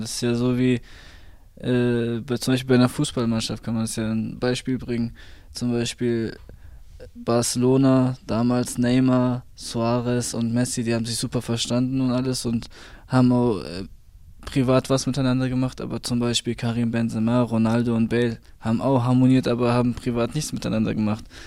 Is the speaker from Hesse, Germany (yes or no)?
yes; Fulda, Hesse, Germany; ich bin aufgewachsen am Aschenberg. Ich bin 26 Jahre alt, also ich lebe schon seit sechs, über, sechs, über 20 Jahren hier am Aschenberg